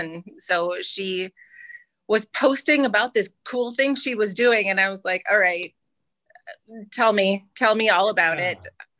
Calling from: Ames, Iowa, United States; I'm in Ames, Iowa.

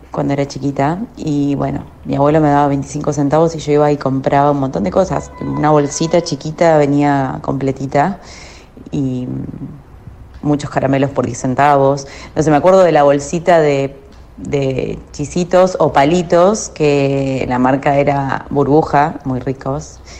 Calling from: Caballito, Buenos Aires, Argentina; de Caballito.

